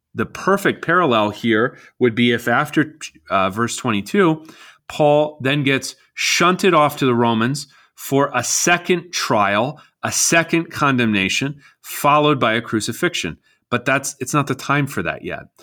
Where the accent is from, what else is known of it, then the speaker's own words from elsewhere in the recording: United States; as American citizens